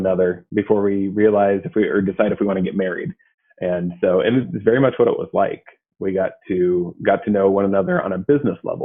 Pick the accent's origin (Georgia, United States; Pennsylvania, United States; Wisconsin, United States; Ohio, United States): Ohio, United States; Athens; I'm from Athens, actually. So I grew up here